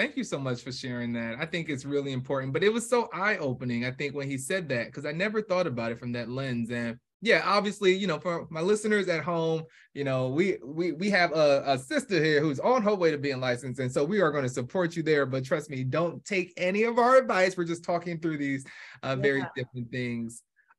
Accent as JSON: {"language": "English", "region": "New York", "country": "United States", "tie": "born or raised there", "also_born_or_lived": "New Jersey", "moved": "yes", "lives_now": "Atlanta, United States", "said": "I do remember at least growing up in New York, and we eventually moved to Jersey. And then from Jersey, me and my family, we actually moved to Atlanta."}